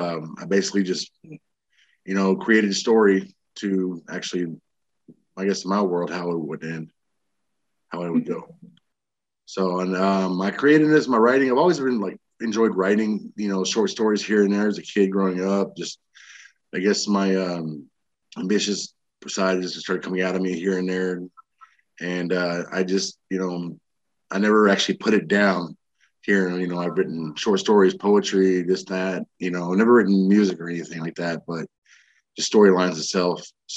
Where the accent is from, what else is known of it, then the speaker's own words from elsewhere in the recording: Texas, United States; also born or lived in Illinois / Arizona; I was born in Illinois, raised in all over Texas and Arizona. I was an Air Force brat, and I joined the Army.